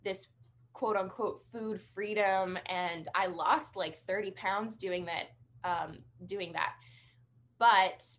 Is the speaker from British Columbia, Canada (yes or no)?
yes; British Columbia, Canada; I am from British Columbia, Canada